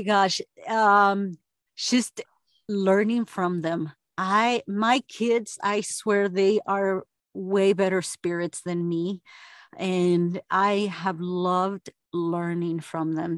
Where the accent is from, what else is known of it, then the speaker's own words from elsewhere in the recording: Argentina; now in United States; I was the first of s, s, eight kids to graduate here in the U S because I'm from Argentina